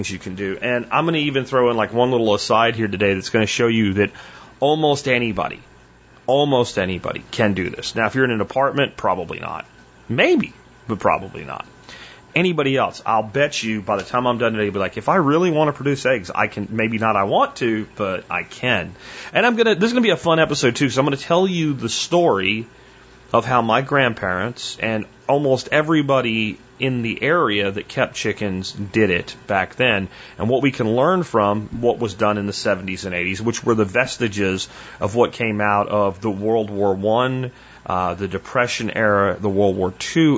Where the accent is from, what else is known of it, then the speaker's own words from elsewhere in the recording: Pennsylvania, United States; also born or lived in Florida; when I was a kid and we moved from Florida back to Pennsylvania